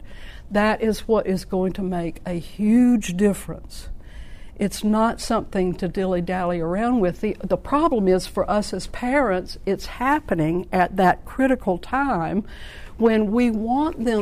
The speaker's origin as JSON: {"language": "English", "region": "South Georgia", "country": "United States", "said": "I'm from South Georgia."}